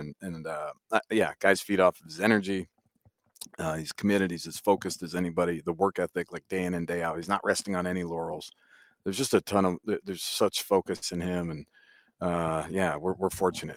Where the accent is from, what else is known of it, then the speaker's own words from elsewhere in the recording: New Hampshire, United States; moved away as an adult; I grew up in New Hampshire